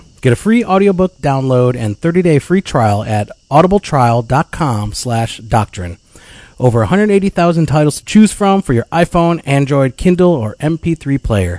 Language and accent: English; Midwest, United States; I was born and raised in the Midwest